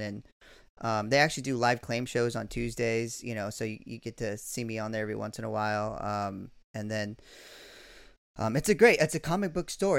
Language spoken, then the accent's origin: English; California, United States; moved away as an adult; I'm from California, but I haven't lived there in about, you know, I don't know, twenty years now